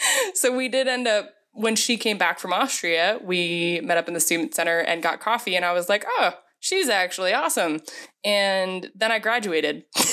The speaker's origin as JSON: {"language": "English", "region": "Pennsylvania", "country": "United States", "tie": "born or raised there", "moved": "as an adult", "lives_now": "Phoenix, United States", "said": "I grew up in Pennsylvania, so basically Pennsylvania, but out in the, there's really, it's mostly farmland, so Amish."}